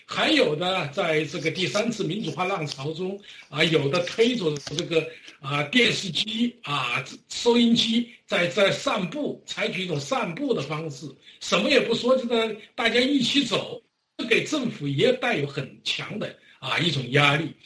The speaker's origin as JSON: {"language": "Chinese", "town": "Wuhan", "region": "Hubei", "country": "China", "tie": "born or raised there", "moved": "yes", "said": "发生在我的老家，啊，是，武汉"}